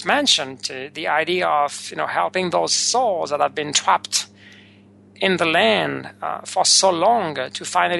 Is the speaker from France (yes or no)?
yes; France; moved away; the place where I was born not so long ago, maybe 50-plus years